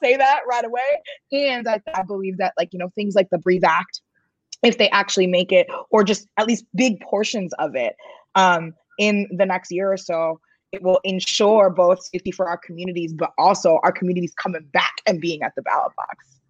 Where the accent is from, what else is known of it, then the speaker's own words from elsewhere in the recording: New York, United States; I'm a New Yorker.